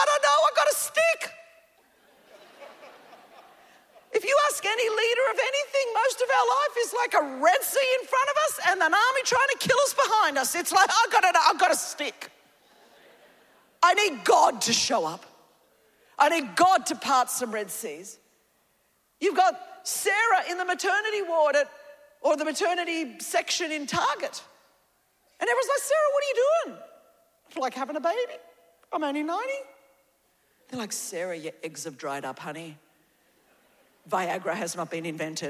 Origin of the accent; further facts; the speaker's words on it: Australia; we grew up in Australia, my home, our nation